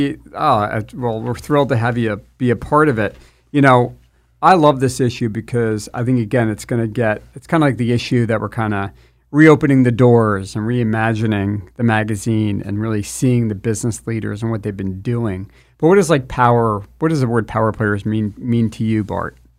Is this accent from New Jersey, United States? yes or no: yes; New Jersey, United States; moved away as an adult; also born or lived in Washington, D.C. / Los Angeles; now in Southern California, United States; I'm from New Jersey